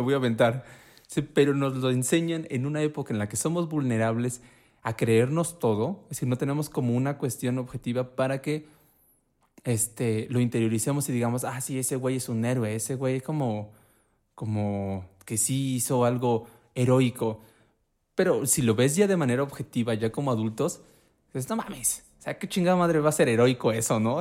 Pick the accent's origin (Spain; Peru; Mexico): Mexico; Puebla; soy de Puebla